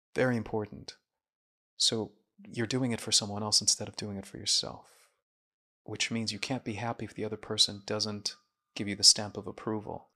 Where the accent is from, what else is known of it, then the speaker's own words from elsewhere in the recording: Jeddah, Makkah Province, Saudi Arabia; also born or lived in Syria; all the way from kindergarten to medical school to working in an addiction hospital for seven years, everything was in Jeddah, Saudi Arabia